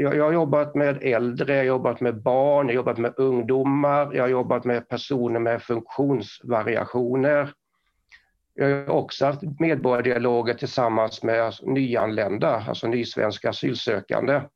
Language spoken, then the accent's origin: Swedish; Karlskrona, Blekinge, Sweden; accent: Blekinge dialect; now in Kramfors, Sweden; Jag pratar Blekingemål. Eh, så jag är uppväxt utanför Karlskrona som är då örlogsstaden Karlskrona